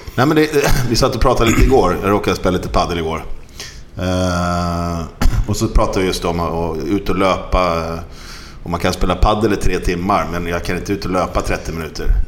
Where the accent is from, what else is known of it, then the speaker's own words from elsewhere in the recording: Stockholm, Stockholm County, Sweden; moved away as an adult; now in Gothenburg, Sweden; jag är stockholmare